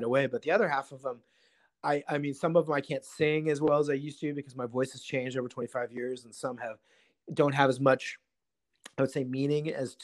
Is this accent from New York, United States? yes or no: no; Seattle, Washington, United States; I grew up in Seattle